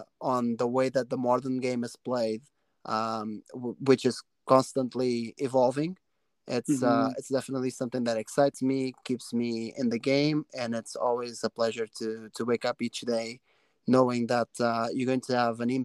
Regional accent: Portugal; now in Canada; a tournament in my hometown

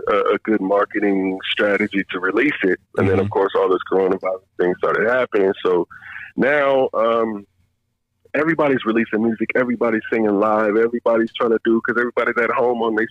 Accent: Detroit, Michigan, United States; moved away; I grew up in Detroit

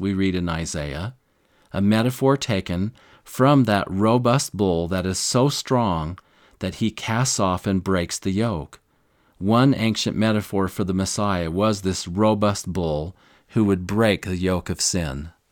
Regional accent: Missouri, United States; when I was raised in Missouri, I used to work for the local farmers during the summer

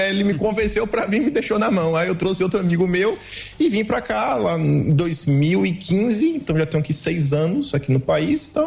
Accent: Feira de Santana, Bahia, Brazil; Sou de Feira de Santana

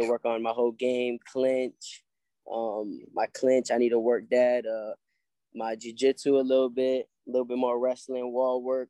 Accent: Hollywood, Florida, United States; also born or lived in New York; I, moved over here to Florida with my uh, mom and my brothers. I got three older brothers

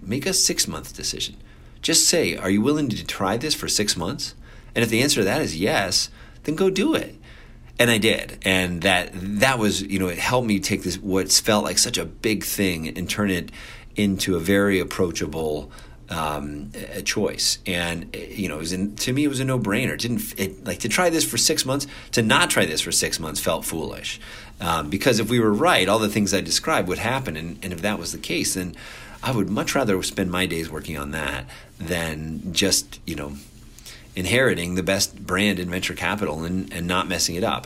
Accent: Cincinnati, Ohio, United States; moved away; I grew up in Cincinnati

